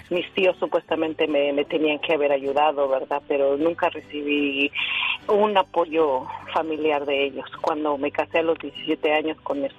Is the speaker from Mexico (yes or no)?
yes; Mexico City, Mexico; Soy, soy del Distrito Federal y este, es algo bien triste